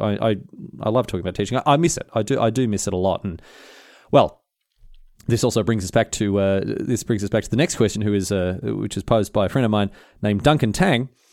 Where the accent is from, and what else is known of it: Australia